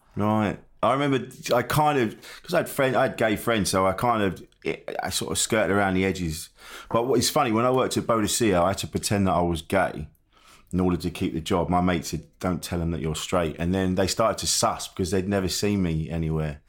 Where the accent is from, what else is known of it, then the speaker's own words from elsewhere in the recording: Orpington, London, United Kingdom; I grew up in Orpington